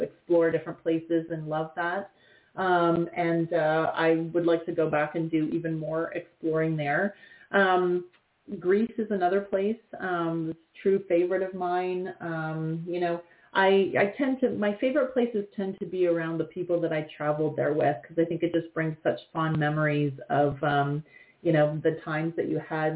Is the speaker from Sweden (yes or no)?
no; London, Ontario, Canada; now in Toronto, Canada; I grew up in London, Ontario